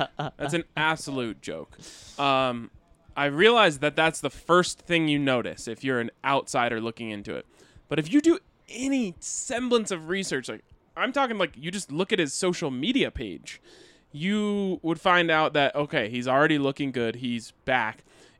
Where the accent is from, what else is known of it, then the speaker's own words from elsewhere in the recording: Colorado, United States; I grew up in Southern Colorado. It's just something you get used to.